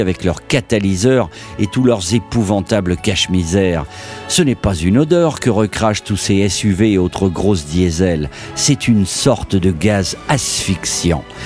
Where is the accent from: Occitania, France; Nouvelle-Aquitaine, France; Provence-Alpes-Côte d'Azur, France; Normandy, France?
Occitania, France; Languedoc-Roussillon; mon enfance villageoise dans le Languedoc-Roussillon